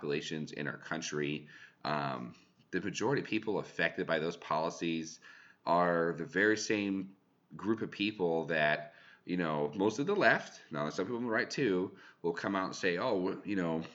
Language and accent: English; California, United States; I'm from California, Thule's